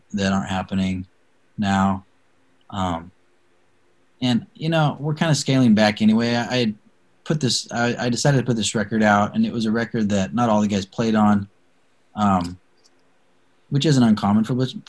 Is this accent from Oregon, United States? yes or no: yes; Salem, Oregon, United States; I grew up in Salem, which is like 40 minutes south of Portland, a much smaller town back then